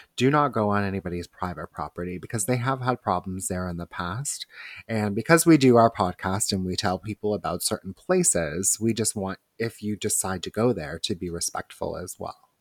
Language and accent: English; Toronto, Ontario, Canada; we are from Toronto